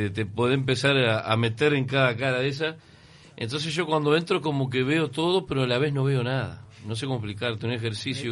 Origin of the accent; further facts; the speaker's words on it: San José de Mayo, San José, Uruguay; now in Montevideo, Uruguay; yo soy de San José, en San José nadie tira nada